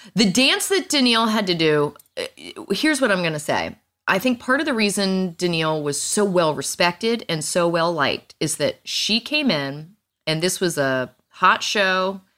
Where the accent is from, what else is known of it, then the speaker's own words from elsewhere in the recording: Virginia, United States; I was from Virginia